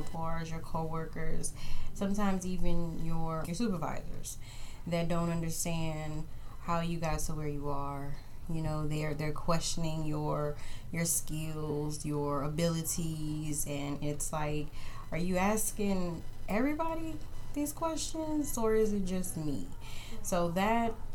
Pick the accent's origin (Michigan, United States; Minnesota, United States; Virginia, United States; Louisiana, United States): Louisiana, United States; New Orleans; also born or lived in Texas; now in Kansas City, United States; I was born in New Orleans, Louisiana, where we had all different shades of melanin